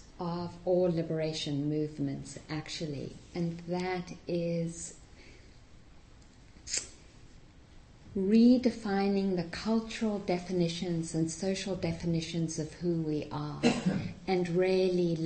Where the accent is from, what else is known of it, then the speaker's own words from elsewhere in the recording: South Africa; also born or lived in Massachusetts, United States; now in United States; growing up in South Africa and having parents who were very active in the anti-apartheid movement